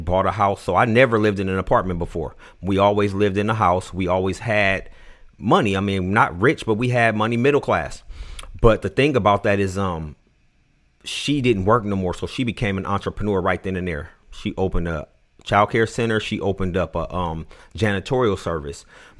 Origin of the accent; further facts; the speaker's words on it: Oakland, California, United States; born there; Okay, so I was born in Oakland, California.